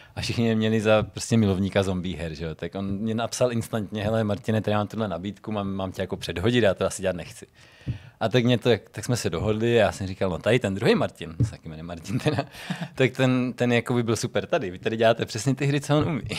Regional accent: Czechia

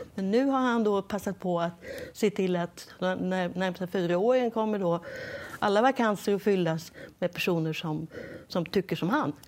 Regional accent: Sweden; now in United States; som svensk reportör från USA

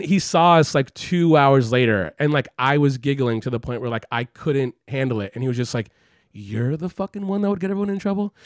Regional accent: Los Angeles, California, United States; moved away as an adult; also born or lived in San Francisco; now in New York, United States; I grew up in Los Angeles

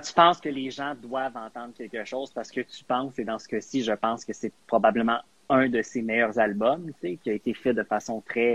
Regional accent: Quebec, Canada; first language English; French is a second language; also born or lived in Edmonton; je suis anglophone du Québec

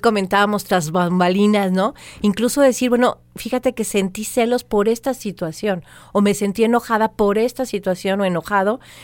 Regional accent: Maya, Yucatán Peninsula, Mexico; yo también soy maya chiquita

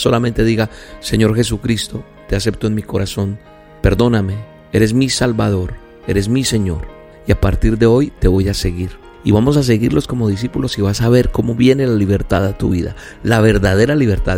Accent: Colombia; Soy colombiano

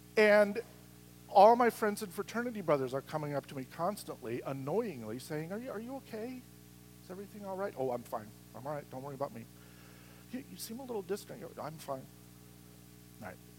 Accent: Midwest, United States; when I was growing up in the Midwest, in that society at the time, and with my extended family

